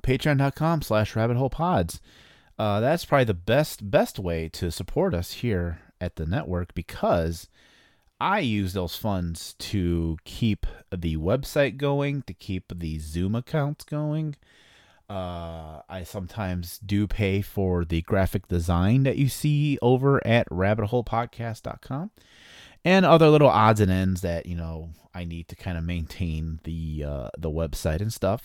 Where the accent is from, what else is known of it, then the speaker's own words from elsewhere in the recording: East Chicago, Indiana, United States; moved away; my hometown of East Chicago, Indiana. I was born in East Chicago, Indiana